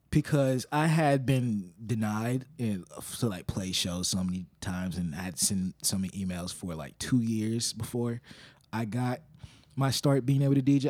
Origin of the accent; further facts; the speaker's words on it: Little Rock, Arkansas, United States; I'm from Little Rock